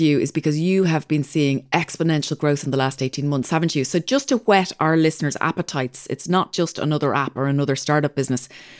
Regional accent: Dublin, Leinster, Ireland; moved away; Stillorgan. I was born and bred in Stillorgan.

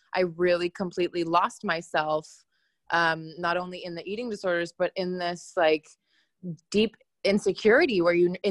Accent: Hong Kong; I grew up in Hong Kong, and I grew up as I was the fat kid in the class

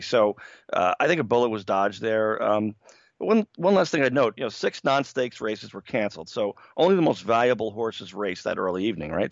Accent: New York, United States; I grew up in New York in the 1970s

